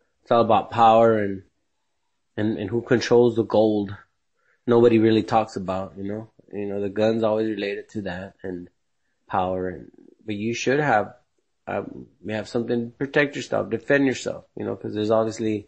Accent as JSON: {"language": "English", "country": "United States", "tie": "born or raised there", "said": "American born here in USA"}